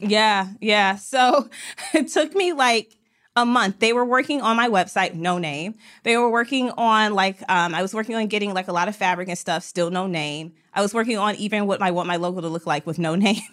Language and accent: English; Detroit, Michigan, United States; I was from Detroit